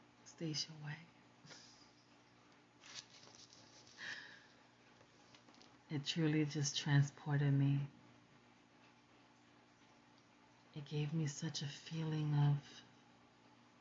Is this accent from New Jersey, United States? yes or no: yes; New Jersey, United States; also born or lived in Puerto Rico; Growing up in Jersey, where New York was literally a subway ride away.